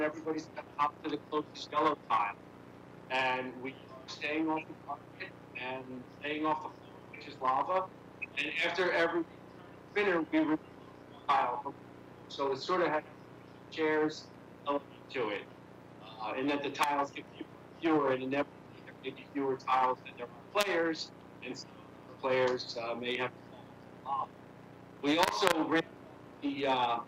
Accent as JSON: {"language": "English", "town": "Philadelphia", "region": "Pennsylvania", "country": "United States", "tie": "born or raised there", "said": "when I was growing up in Philadelphia"}